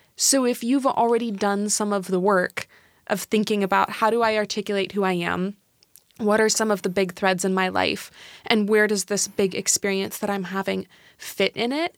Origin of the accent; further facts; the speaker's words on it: Seattle, Washington, United States; I'm from Seattle